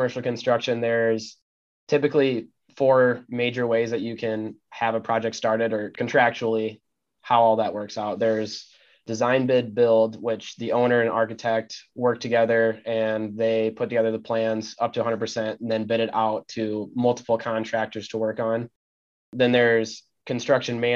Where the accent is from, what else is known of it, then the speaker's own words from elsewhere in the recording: Cascade, Iowa, United States; the small town aspect of the town we grew up in Cascade